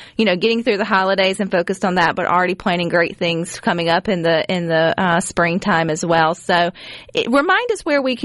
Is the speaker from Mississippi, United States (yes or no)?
yes; Brandon, Mississippi, United States; my hometown, Brandon